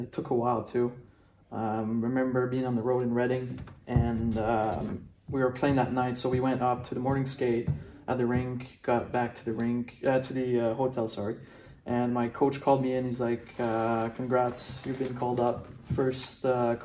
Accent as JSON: {"language": "English", "town": "Brossard", "region": "Quebec", "country": "Canada", "tie": "born or raised there", "said": "growing up in Montreal"}